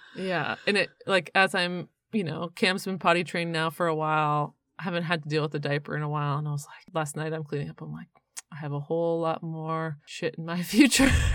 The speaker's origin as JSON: {"language": "English", "country": "Canada", "moved": "yes", "lives_now": "North Carolina, United States", "said": "I'm from Canada"}